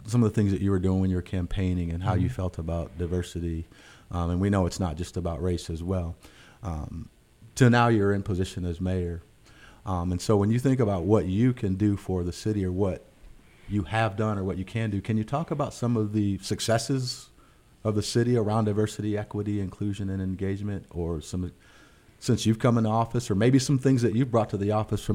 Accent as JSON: {"language": "English", "town": "Cedar Rapids", "region": "Iowa", "country": "United States", "tie": "born or raised there", "said": "I grew up in Cedar Rapids"}